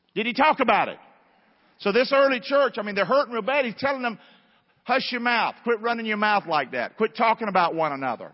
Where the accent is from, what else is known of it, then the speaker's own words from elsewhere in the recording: Rockingham, North Carolina, United States; moved away; I'm from Rockingham, 109 River Road